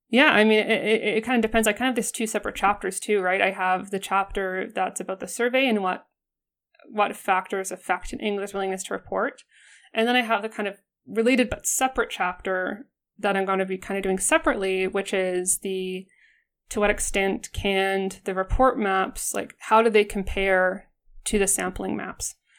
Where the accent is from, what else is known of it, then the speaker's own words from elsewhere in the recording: Alberta, Canada; I'm from Alberta and, like, every Albertan